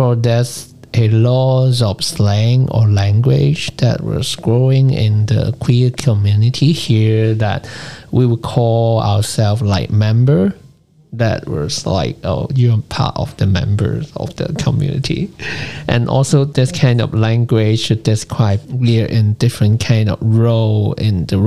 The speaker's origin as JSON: {"language": "English", "country": "Hong Kong", "tie": "born or raised there", "said": "growing up in Hong Kong"}